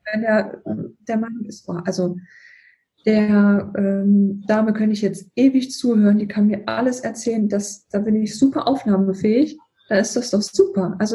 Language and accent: German; Thuringia, Germany; Ich bin Aus Thüringen und ähm, wohnen jetzt in Niedersachsen. Und hier, hier gibt es ja, also wo ich wohne, in der Nähe von Hannover, hier ist ja Standardsprache, also Hochdeutsch.